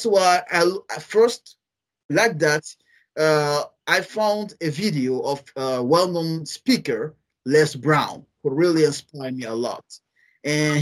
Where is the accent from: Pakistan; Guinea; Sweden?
Guinea; English is a second language; I'm from a French country, French-speaking country.